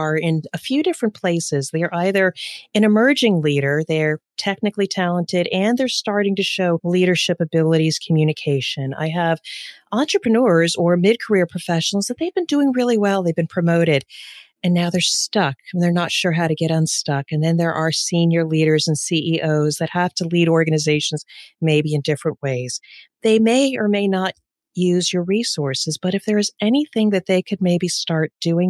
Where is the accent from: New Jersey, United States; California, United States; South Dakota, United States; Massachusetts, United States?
New Jersey, United States; moved away; I'm originally from New Jersey, so I can speak about 10 times faster than how we are right now